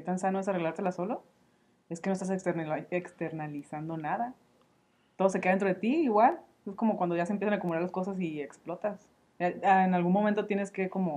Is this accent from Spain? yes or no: no; Mexico; nosotros, como cultura mexicana, es más común que nos demos besos